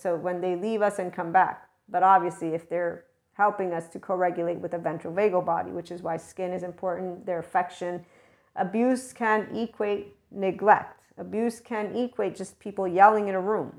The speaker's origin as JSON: {"language": "English", "country": "United States"}